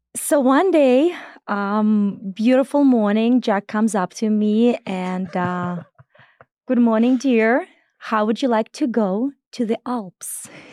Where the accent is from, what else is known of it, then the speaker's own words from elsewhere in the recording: Belarus; moved away; I was born in Belarus, and, um, if anybody knows, uh, anything about it, it's as flat as it could be.